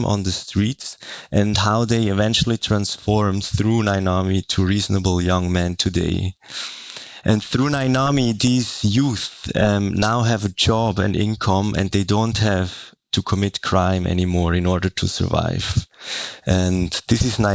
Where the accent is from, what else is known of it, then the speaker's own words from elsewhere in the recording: Zurich, Switzerland; I'm from the German part of Switzerland. I'm born and raised in Zurich.